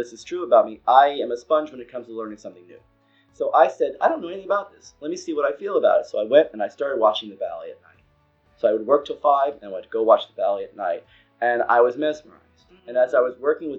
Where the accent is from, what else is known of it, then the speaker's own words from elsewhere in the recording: Long Island, New York, United States; moved away as an adult; also born or lived in Manhattan / North Carolina / Broward County, Florida; now in Punta Gorda area, United States; I'm born and raised and lived in Long Island